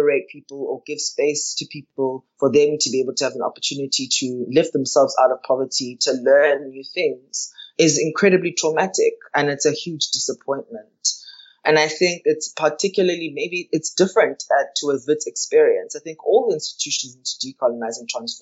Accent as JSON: {"language": "English", "town": "Johannesburg", "region": "Gauteng", "country": "South Africa", "moved": "yes", "lives_now": "Cape Town, South Africa", "said": "I'm originally from Johannesburg"}